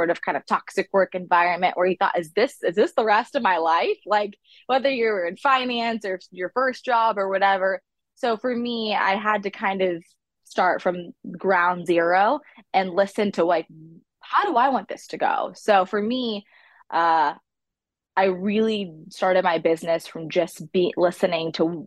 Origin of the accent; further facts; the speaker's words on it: the South, United States; I'm from the South